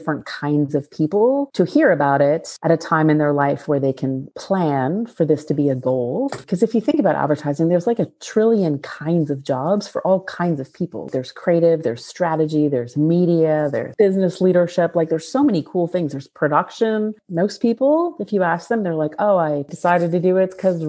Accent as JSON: {"language": "English", "town": "Barrie", "region": "Ontario", "country": "Canada", "tie": "born or raised there"}